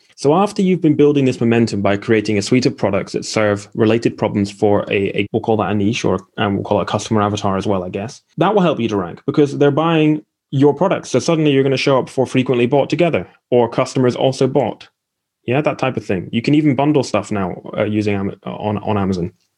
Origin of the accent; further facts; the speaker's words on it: Aberdeen, Scotland, United Kingdom; also born or lived in Essex; I'm from Aberdeen